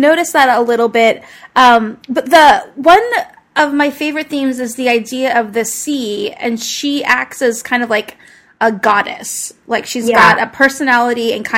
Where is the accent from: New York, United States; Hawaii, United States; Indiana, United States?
Hawaii, United States; I grew up in Hawaii, which has a much more Asian influence